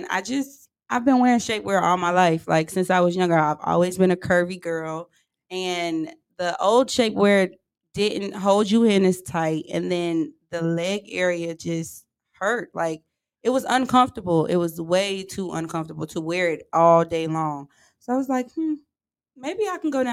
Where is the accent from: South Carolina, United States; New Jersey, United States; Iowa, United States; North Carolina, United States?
North Carolina, United States; Charlotte; moved away as an adult; now in Houston, United States; I'm from Charlotte, North Carolina